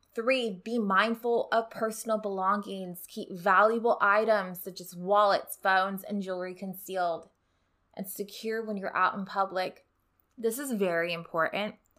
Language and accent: English; Rio Grande Valley, Texas, United States; moved away as an adult; now in Houston, United States; I'm from the Rio Grande Valley